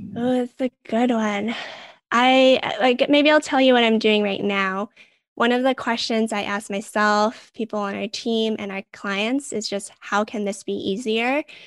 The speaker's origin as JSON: {"language": "English", "town": "Vancouver", "region": "British Columbia", "country": "Canada", "tie": "born or raised there", "said": "I'm born and raised in Vancouver"}